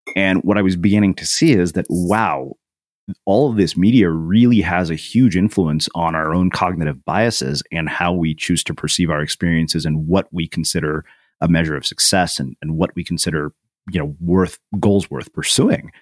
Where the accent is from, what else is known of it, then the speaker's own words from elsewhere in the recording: a small Texas town, United States; an Indian kid in a small Texas town, I was extremely self conscious about my ethnicity